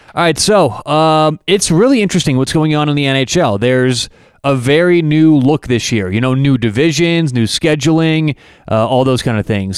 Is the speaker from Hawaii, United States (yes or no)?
no; Denver, Colorado, United States; I'm, I'm from Denver, Colorado